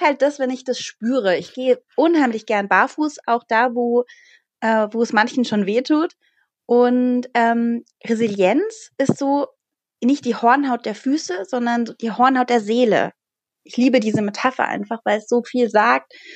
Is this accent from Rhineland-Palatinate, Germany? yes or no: no; Bavaria, Germany; Also ich bin aus Bayern.